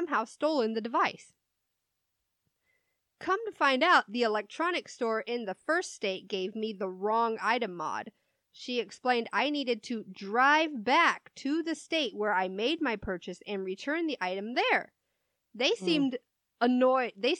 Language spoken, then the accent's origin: English; United States; We're American